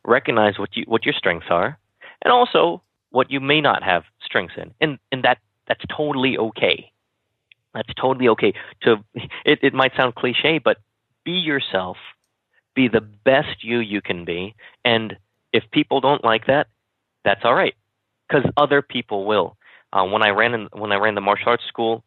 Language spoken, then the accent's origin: English; Kansas, United States; when I was young, I grew up in Kansas